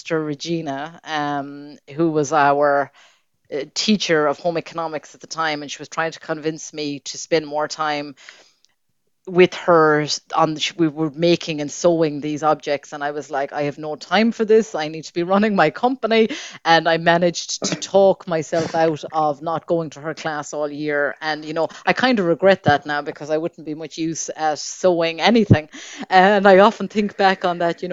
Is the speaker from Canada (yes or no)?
no; Claremorris, Connacht, Ireland; I am very proud to say that I am from Claremorris, and wherever I go all over the world, I always meet Mayo people